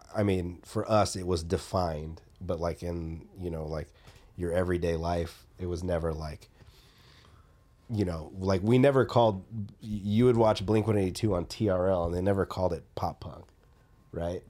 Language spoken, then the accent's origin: English; Atlanta, Georgia, United States; growing up in Atlanta